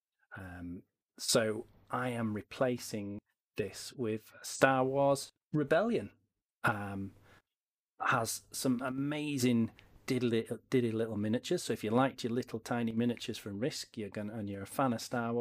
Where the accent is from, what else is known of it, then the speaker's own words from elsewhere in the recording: Yorkshire and the Humber, United Kingdom; I'm from Yorkshire